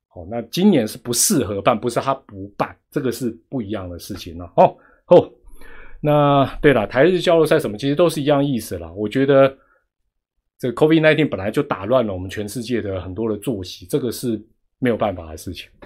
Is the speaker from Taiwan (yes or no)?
yes; Taiwan; 我们台湾人